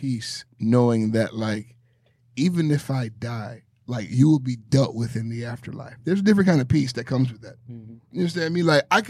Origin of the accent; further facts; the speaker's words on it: Miami, Florida, United States; This is my hometown.